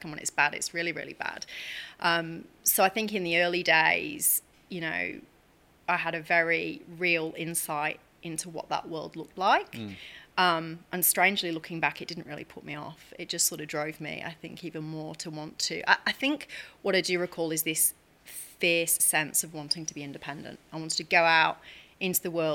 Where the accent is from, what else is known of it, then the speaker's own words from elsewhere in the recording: Chester, North West England, United Kingdom; moved away as an adult; now in Australia; So I come from the UK. I grew up in Chester. I moved out to Australia 14 years ago.